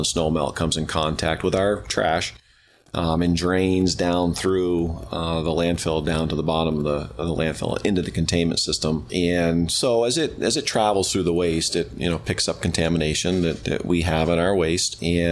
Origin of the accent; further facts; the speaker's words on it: Rockingham, Vermont, United States; I grew up in Rockingham, Vermont, and we had a landfill in Rockingham